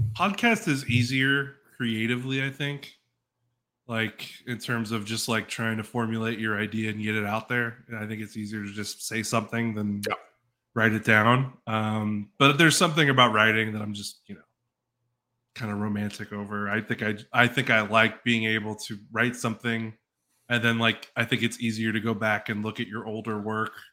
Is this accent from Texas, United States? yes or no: yes; Dallas, Texas, United States; I grew up in in Dallas, like Dallas